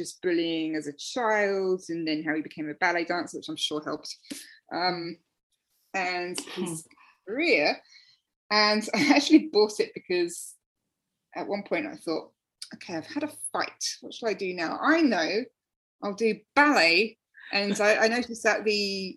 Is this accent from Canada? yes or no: no; England, United Kingdom; now in Melbourne, Australia; I'm English